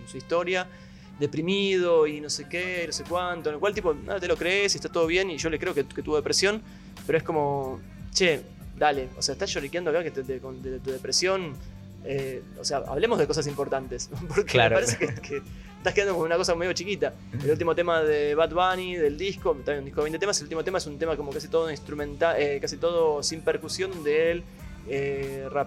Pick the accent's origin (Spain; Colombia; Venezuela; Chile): Colombia; yo soy de Colombia